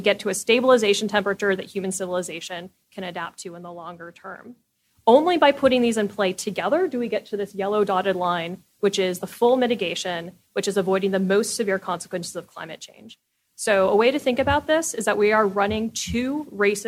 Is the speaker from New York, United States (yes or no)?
no; California, United States; I'm from California. When I was growing up, fire season was 1 month.